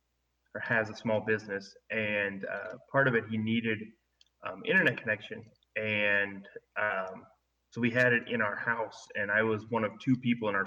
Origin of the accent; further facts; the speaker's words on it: Bruning, Nebraska, United States; Bruning, Nebraska.